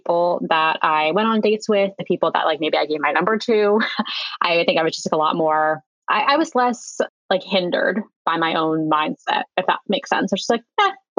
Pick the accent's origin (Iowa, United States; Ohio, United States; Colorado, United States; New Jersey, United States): New Jersey, United States; moved away as an adult; also born or lived in New York City / San Francisco; I am very much an East Coast girl. I was born in New Jersey, lived in New Jersey, went to school in New York City, lived in Manhattan for years.